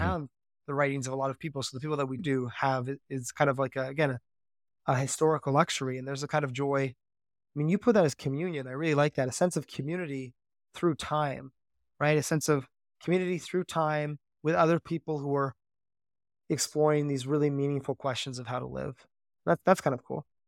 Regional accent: Canada; growing up in Canada

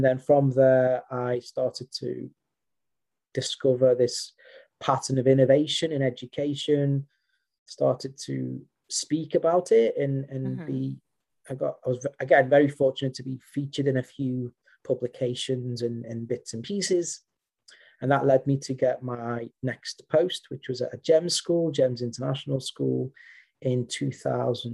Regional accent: Liverpool, North West England, United Kingdom; moved away as an adult; now in West Sussex, United Kingdom; I'm native from Merseyside

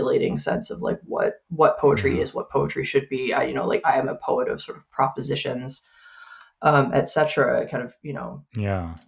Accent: United States; moved away as an adult; now in Canada; I'm an American living in Canada

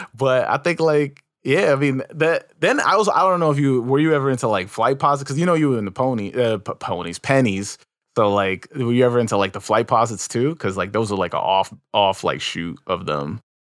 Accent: New York, United States; I was from New York

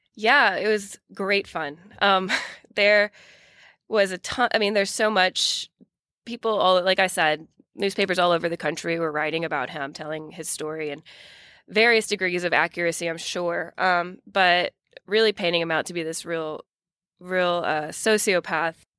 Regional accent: Ville Platte, Louisiana, United States; my hometown

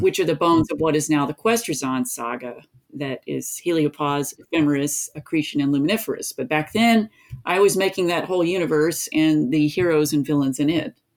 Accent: East Tennessee, United States; I grew up in East Tennessee

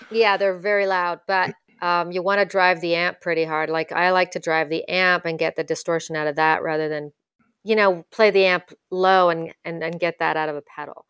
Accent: Ottawa, Ontario, Canada; moved away as an adult; also born or lived in Vancouver; my French skills are pretty strong growing up in Ottawa

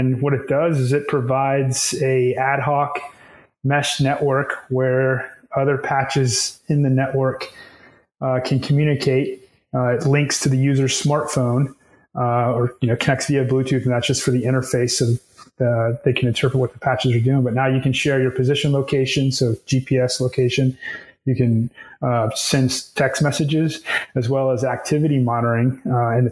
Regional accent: Texas, United States; I'm from Texas, grew up in Texas

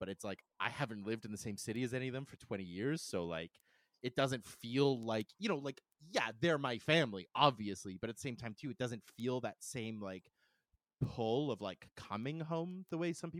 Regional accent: Calgary, Alberta, Canada; moved away; also born or lived in Vancouver; I'm from Calgary originally.

